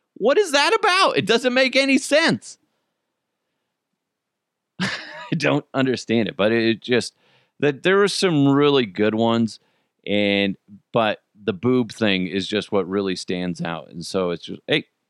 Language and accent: English; United States; I'm an American